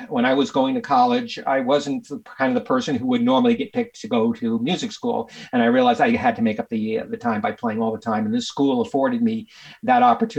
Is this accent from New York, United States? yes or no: yes; New York, United States; accent: a bit of an accent; moved away as an adult; also born or lived in Syracuse / Arizona; now in Santa Barbara, United States; I grew up in New York, went to college in Syracuse for a while and transferred to Arizona.